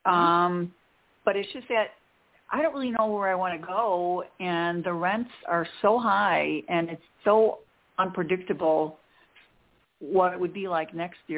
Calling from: Chicago, Illinois, United States; Hi, Dorianne. This is …. I'm outside of Chicago.

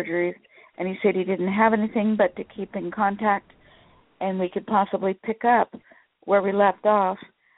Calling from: Sacramento, California, United States

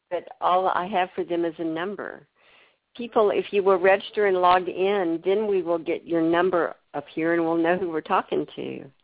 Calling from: Alabama, United States; Hello, I'm … from Alabama.

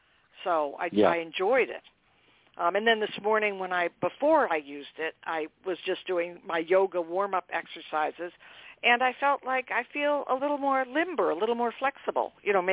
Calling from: Boston, Massachusetts, United States; I'm calling from Boston.

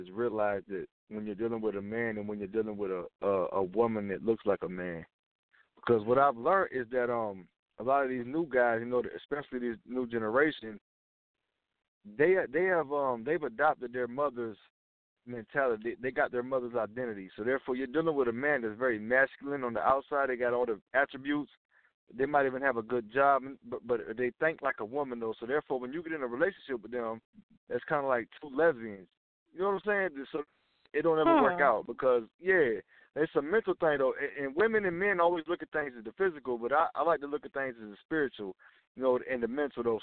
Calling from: Georgia, United States; I'm calling from Georgia.

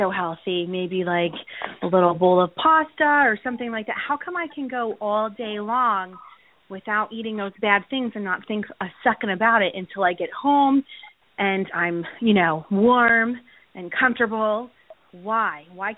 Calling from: Wyckoff, New Jersey, United States; I'm calling from Wyckoff.

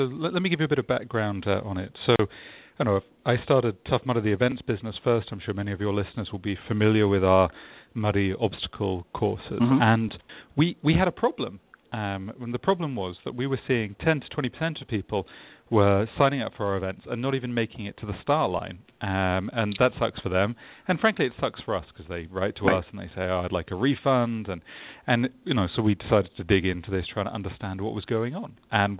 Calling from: London, United Kingdom; I am in sunny London, England, where it's already the afternoon here.

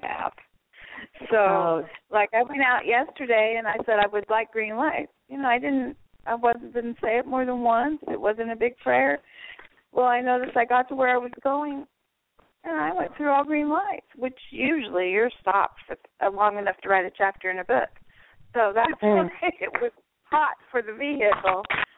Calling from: Florida, United States; Southwest Florida.

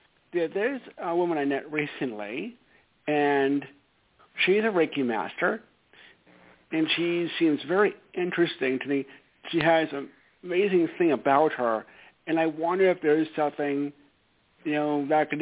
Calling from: Stamford, Connecticut, United States; …, calling from Stamford, Connecticut.

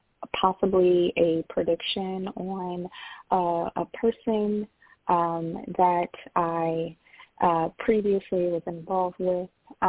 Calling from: California, United States; I'm calling from California.

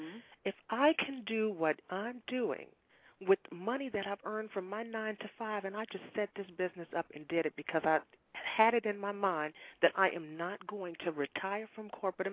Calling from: Washington, District of Columbia, United States; I'm calling from Washington, D.C.

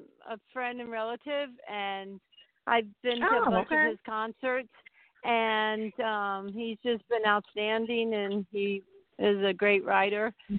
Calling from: Lancaster, Pennsylvania, United States; I'm calling from Lancaster, Pennsylvania.

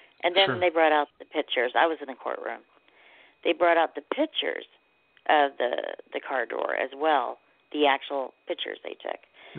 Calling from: Tulsa, Oklahoma, United States; I'm calling from Tulsa, Oklahoma.

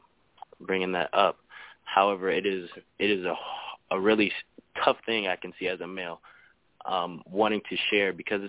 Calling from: Iowa, United States; Calling from Iowa.

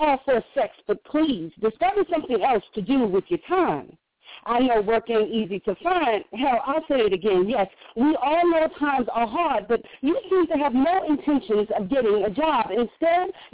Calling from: South Carolina, United States; I'm calling from South Carolina

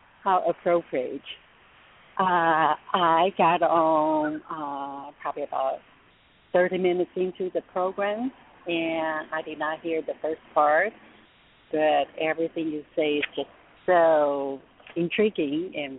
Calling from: California, United States; From the San Francisco Bay Area.

